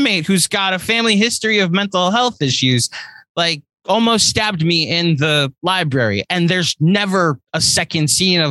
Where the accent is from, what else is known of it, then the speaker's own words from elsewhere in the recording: United States; I'm an American